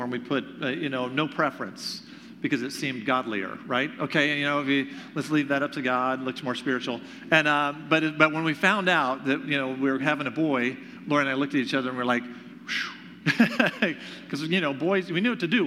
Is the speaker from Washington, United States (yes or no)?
no; Greenville, South Carolina, United States; moved away as an adult; now in Michigan, United States; I am originally from Greenville, South Carolina